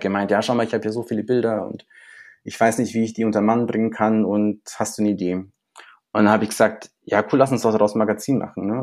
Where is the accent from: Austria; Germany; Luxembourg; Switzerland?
Germany; Munich, Bavaria; ich bin auch in Neuperlach zur Schule gegangen.